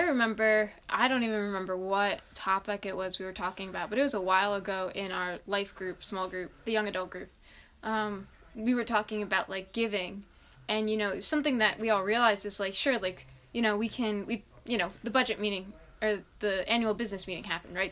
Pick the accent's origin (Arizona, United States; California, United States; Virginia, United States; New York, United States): New York, United States; Long Island; I grew up on Long Island